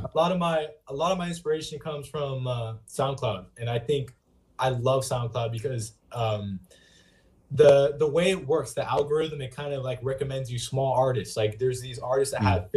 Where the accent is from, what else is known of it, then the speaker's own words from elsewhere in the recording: Lemoore, California, United States; downtown Lemoore, my hometown